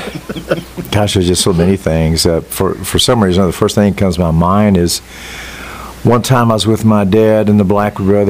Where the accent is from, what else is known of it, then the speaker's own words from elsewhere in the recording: the South, Southern United States, United States; accent: southern; My wife tells me that when I get tired, my southern accent really comes back out.